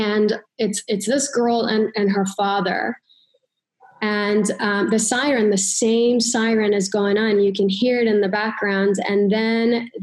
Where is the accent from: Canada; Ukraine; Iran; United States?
Iran; moved away; I grew up in Iran, and when I was little, there was war and there were bombs